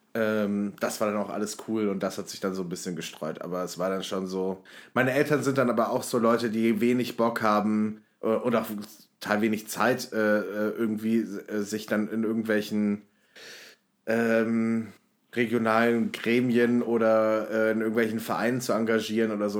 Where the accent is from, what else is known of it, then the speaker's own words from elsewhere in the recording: North Hesse, Germany; moved away as an adult; Nordhessen, äh, wo ich gewohnt habe, ich in, in, verschiedenen Orten und auch äh, nach der Schule umgezogen